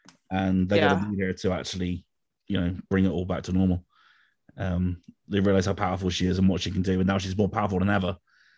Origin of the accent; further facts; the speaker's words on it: United Kingdom; we're British